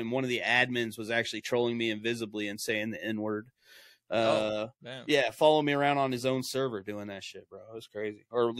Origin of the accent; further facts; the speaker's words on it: Midwest, United States; I'm from the Midwest here in United States, directly in the middle, so that's kind of hillbilly country